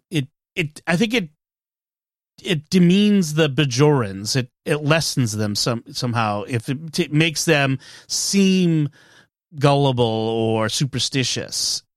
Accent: Massachusetts, United States; I'm from Massachusetts

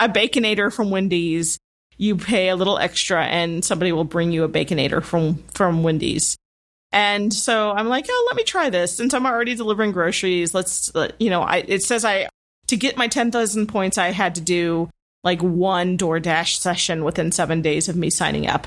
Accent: Midwest, United States; I grew up with in the Midwest.

